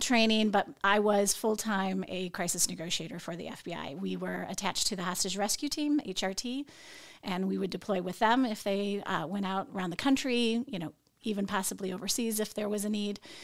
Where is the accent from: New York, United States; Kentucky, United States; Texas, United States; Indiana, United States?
Indiana, United States; Northwest; moved away; also born or lived in Nashville, Tennessee; I came from Northwest Indiana, and that's where I was born and raised